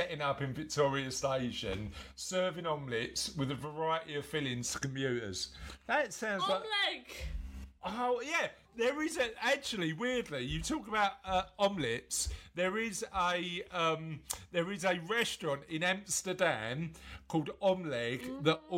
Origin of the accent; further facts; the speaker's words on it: London, United Kingdom; I'm from East London. I'm from sort of a little bit further in a place called Canning Town